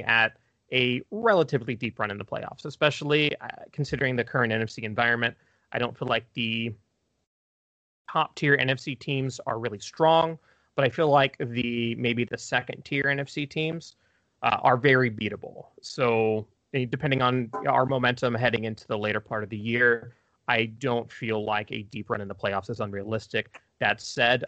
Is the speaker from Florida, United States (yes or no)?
no; Knoxville, Tennessee, United States; I'm from Knoxville, Tennessee, and so most of my family is also from East Tennessee